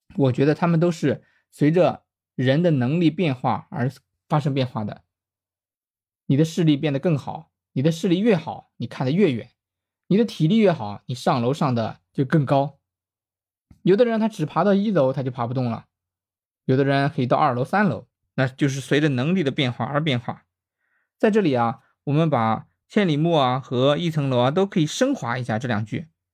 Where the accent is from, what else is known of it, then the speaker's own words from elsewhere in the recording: Shandong, China; 作为一个山东人